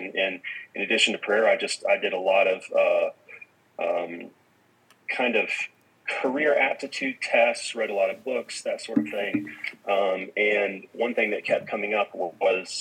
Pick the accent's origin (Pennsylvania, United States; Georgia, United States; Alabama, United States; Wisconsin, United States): Georgia, United States; Atlanta; I grew up in the Atlanta area